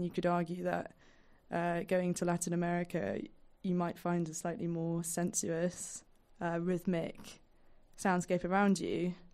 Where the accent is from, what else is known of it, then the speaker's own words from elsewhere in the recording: London, United Kingdom; being a Londoner